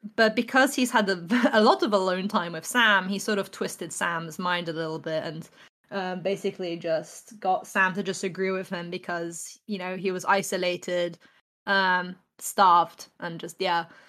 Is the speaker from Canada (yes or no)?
no; England, United Kingdom; I'm an artist from England.